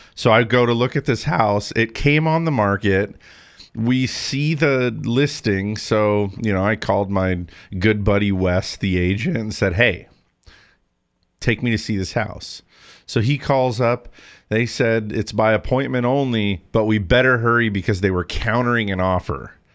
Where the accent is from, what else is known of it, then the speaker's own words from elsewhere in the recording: Big Bear, California, United States; the town where I grew up in Big Bear